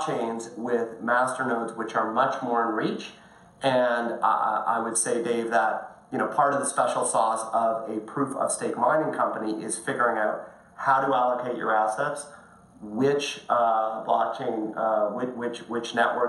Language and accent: English; Toronto, Ontario, Canada; I like Toronto. Good shout out for my hometown